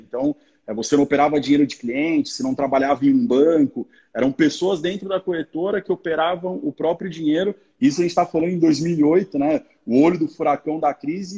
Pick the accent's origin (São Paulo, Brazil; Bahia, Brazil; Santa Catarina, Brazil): São Paulo, Brazil; moved away as an adult; sou da cidade de São Paulo, né? Nessa época eu morava em São Paulo, agora mudei para o interior